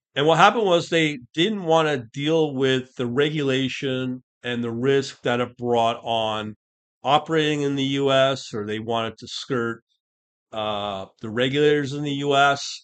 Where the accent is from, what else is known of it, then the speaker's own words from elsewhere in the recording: Canada; I'm Canadian, I'm not American